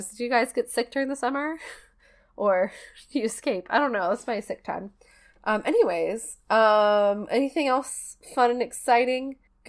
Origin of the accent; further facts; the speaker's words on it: New York, United States; Growing up in New York in the 70s and 80s, and particularly around the Staten Island area, you would hear the urban legend of Cropsey